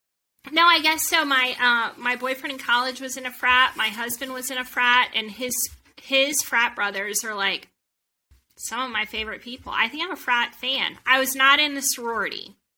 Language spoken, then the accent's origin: English; Atlanta, Georgia, United States; moved away as an adult; also born or lived in Boston; And I'm from Atlanta, so it was a bit of a culture shock